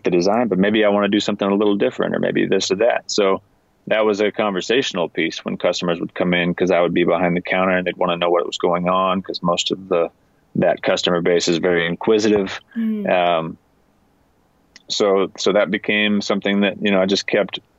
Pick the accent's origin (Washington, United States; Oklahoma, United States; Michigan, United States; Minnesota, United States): Washington, United States; I grew up in Washington State